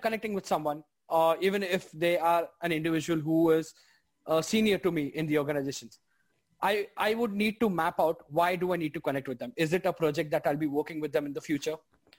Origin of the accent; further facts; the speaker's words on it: India; moved away as an adult; now in Australia; I come from India. So when I, you know, moved to Australia, it was a huge cultural difference for me.